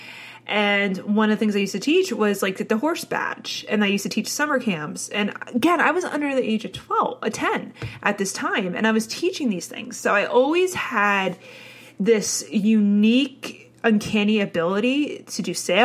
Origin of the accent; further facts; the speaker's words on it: New Jersey, United States; I had the classical suburban New Jersey upbringing.